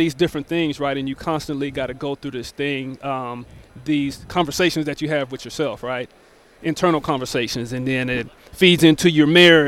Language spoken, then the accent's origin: English; Tacoma, Washington, United States; I grew up in Tacoma